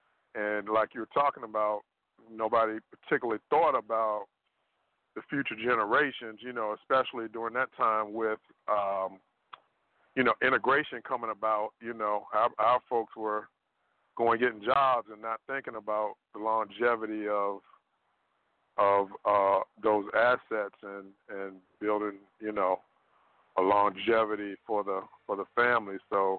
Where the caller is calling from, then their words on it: Richmond, Virginia, United States; from Richmond, Virginia.